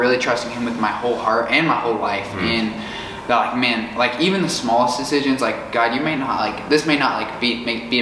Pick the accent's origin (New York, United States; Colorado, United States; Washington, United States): Colorado, United States; Fort Collins; moved away as an adult; now in Tulsa, United States; I'm from Fort Collins, Colorado.